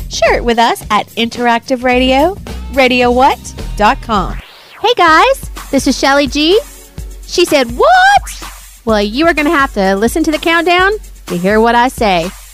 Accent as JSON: {"language": "English", "town": "Little Rock", "region": "Arkansas", "country": "United States", "said": "we're from Little Rock."}